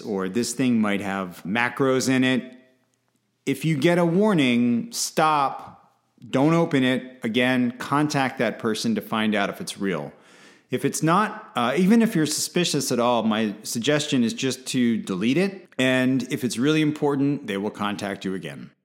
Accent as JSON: {"language": "English", "country": "United States", "said": "as an American"}